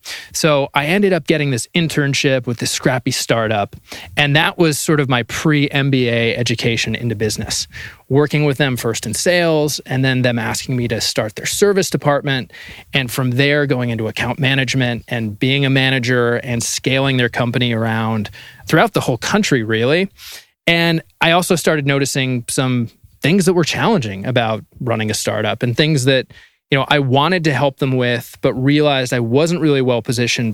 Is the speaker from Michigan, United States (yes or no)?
no; Greenwich, Connecticut, United States; I'm originally from Greenwich, Connecticut